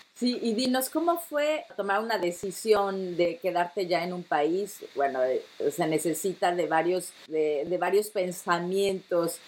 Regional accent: Mexico City, Mexico; now in Netherlands; soy de la capital, yo soy de la Ciudad de México

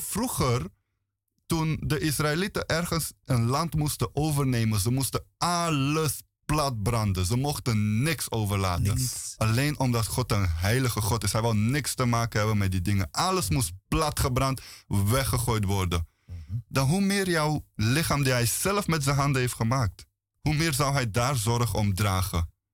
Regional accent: Bulgaria; now in Netherlands; Ik kom uit Bulgarije

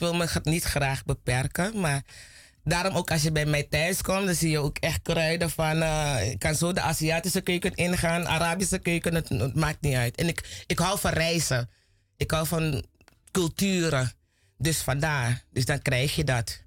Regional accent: Plantation Zorg en Hoop?, Commewijne, Suriname; Ik kom van Plantage Safiri, daar komen de Kotsebies vandaan, Kommerwijnen

